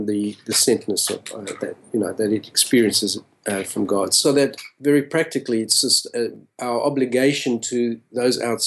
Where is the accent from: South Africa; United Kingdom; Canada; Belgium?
South Africa; moved away as an adult; also born or lived in Australia; now in Los Angeles, United States; I was born and raised in South Africa and left when I was about a 22-year-old, a young adult.